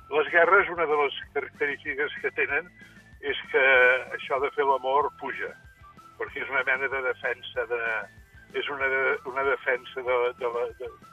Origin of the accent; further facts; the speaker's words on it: Sanaüja, Catalonia, Spain; moved away; quan jo era petit, eh, allà a Sanaúja